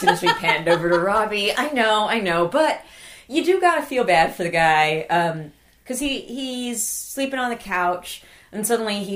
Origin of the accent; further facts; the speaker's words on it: California, United States; I know we're from California